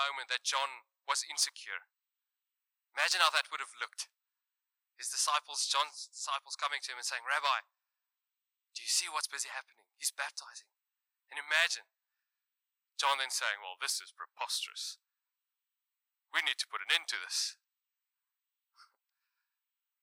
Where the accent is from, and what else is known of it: South Africa; accent: Afrikaans